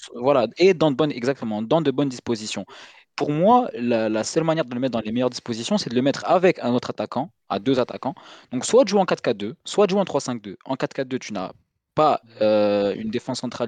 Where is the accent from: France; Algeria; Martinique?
Algeria; on est algérien